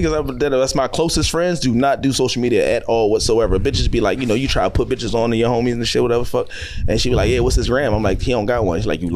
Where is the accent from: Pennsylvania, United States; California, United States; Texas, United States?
Pennsylvania, United States; Philadelphia; I'm from Nicetown. Like I got friends from the hood.